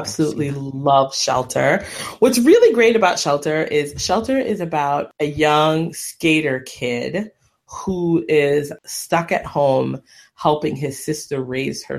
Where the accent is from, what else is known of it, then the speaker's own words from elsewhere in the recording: Jamaica; as a Jamaican